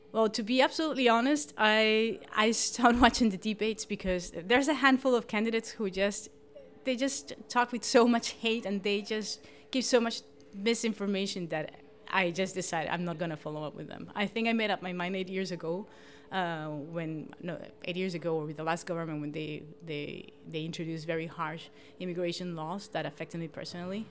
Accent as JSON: {"language": "English", "country": "Colombia", "moved": "as an adult", "lives_now": "Gladsaxe, Denmark", "said": "I'm forty-one, and I'm originally from Colombia"}